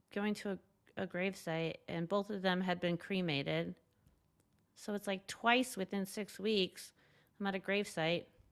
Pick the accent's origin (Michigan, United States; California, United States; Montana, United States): California, United States; Southern; moved away as an adult; also born or lived in New York City, United States; now in Los Angeles, United States; I grew up in Southern California, nicer neighborhood